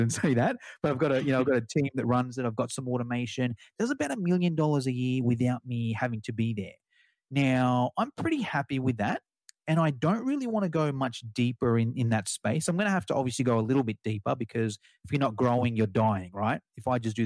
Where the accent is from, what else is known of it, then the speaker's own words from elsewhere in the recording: Australia; accent: Australian; my Australian accent